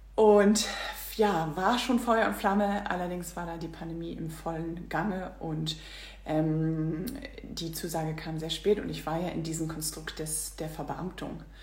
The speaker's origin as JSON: {"language": "German", "region": "Northern Germany", "country": "Germany", "also_born_or_lived": "Singapore", "said": "Ich komme aus Norddeutschland"}